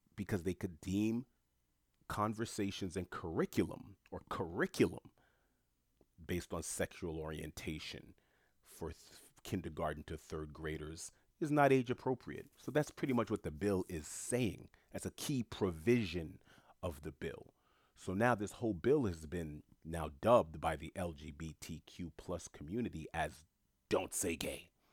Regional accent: New York City, New York, United States; moved away as an adult; also born or lived in South Florida; Born and raised in New York City, I lived in Florida for about a decade and some change

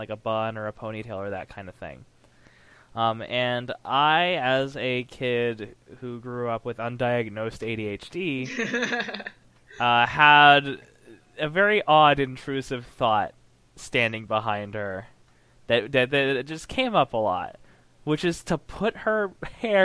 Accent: Texas, United States; I grew up in Texas

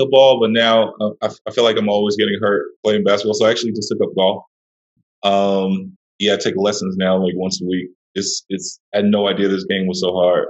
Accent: New York City, New York, United States; I'm originally from Brooklyn, New York

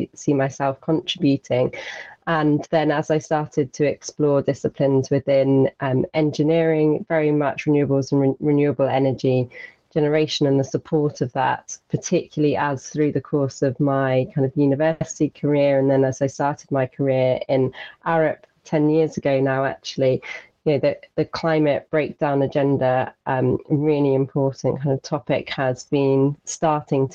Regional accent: Isles of Scilly, South West England, United Kingdom; I grew up on the Isles of Scilly

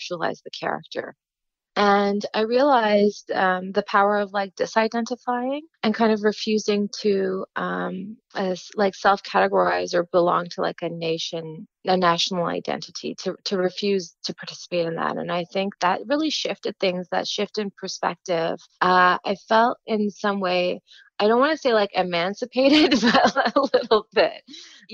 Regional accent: Gatineau, Quebec, Canada; having been raised in the diaspora, and I grew up in Quebec, in Gatineau

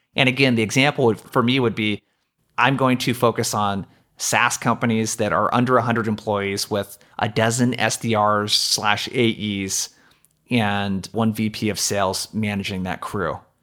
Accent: Brookings, Oregon, United States; I traveled two and a half hours home from college to my hometown of Brookings, Oregon

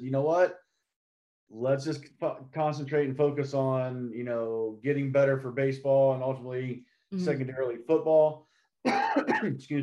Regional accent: Dayton, Ohio, United States; Growing up in Dayton, Ohio area

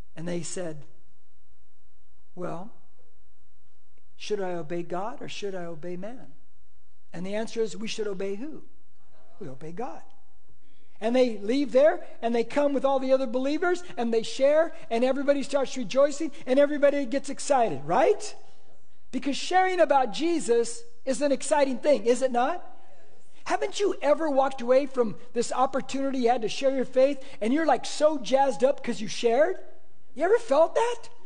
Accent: United States; I'm an American

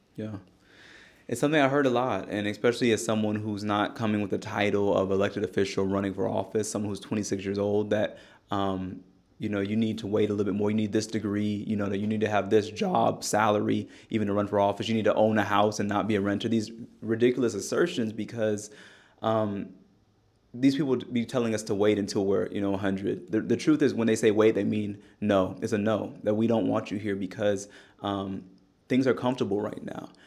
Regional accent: Bay Area, California, United States; also born or lived in Tennessee; now in Nashville, United States; growing up in the Bay Area as well

